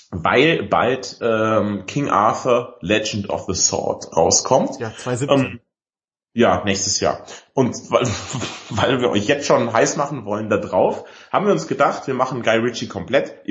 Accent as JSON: {"language": "German", "town": "Ottobeuren", "region": "Bavaria", "country": "Germany", "said": "Ich komme ja bekanntermaßen aus Otto Ottoweuren im Allgäu."}